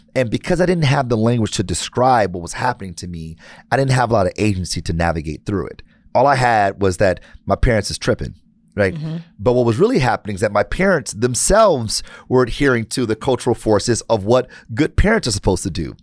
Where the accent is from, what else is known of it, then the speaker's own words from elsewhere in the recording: Detroit, Michigan, United States; I'm born and raised in Detroit